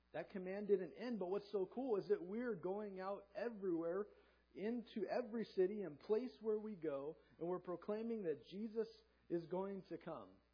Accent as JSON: {"language": "English", "region": "Southern California", "country": "United States", "tie": "born or raised there", "also_born_or_lived": "Hanford, California", "said": "I grew up in Southern California, sunny beach town"}